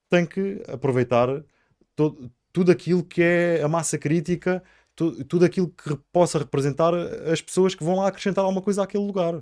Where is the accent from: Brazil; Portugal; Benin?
Portugal; Sines, Alentejo; also born or lived in Lisbon; Eu nasci em Lisboa e no segundo dia de vida fui para Sines